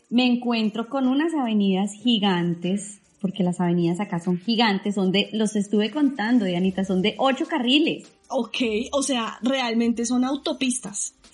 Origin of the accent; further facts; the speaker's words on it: Bogotá, Colombia; yo vengo de Bogotá, que Bogotá no tiene